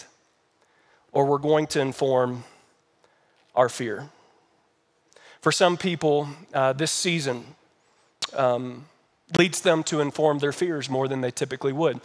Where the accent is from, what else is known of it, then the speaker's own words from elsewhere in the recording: Kentucky, United States; now in Colorado Springs, United States; I'm from Kentucky.